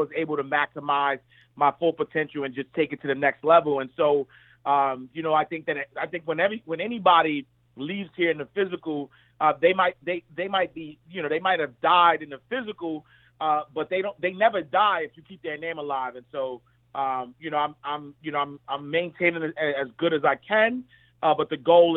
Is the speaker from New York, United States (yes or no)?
yes; New York City, New York, United States; I'm just a kid from Harlem. I'm a kid from 129th Street and 8th Avenue. I grew up in the St. Nicholas Project